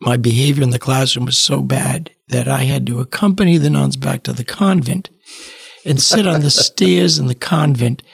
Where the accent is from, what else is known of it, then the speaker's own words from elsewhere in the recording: Cranston, Rhode Island, United States; growing up in Cranston, Rhode Island